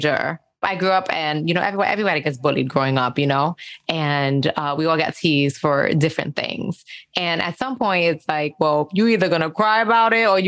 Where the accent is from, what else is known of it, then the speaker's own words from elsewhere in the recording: New York City, New York, United States; also born or lived in Spanish Harlem / Park Slope; I grew up in Castle Hill in the Bronx